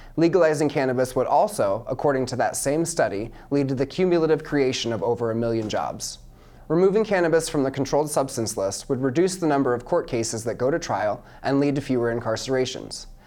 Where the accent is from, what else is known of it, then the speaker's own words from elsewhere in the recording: Mount Pleasant, Iowa, United States; I'm 27 years old and I'm from Mount Pleasant, Iowa